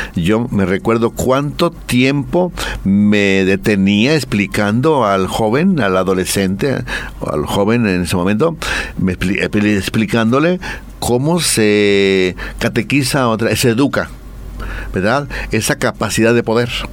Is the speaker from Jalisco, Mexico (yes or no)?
yes; Guadalajara, Jalisco, Mexico; yo soy de Guadalajara